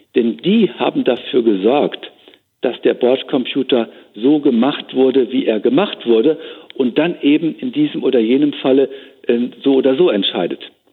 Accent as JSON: {"language": "German", "country": "Germany", "said": "bei uns in Deutschland, in Europa"}